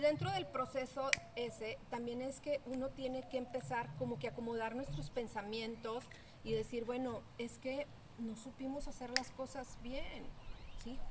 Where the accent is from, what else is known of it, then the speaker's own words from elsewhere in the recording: Mexico; estamos pensando como mexicanos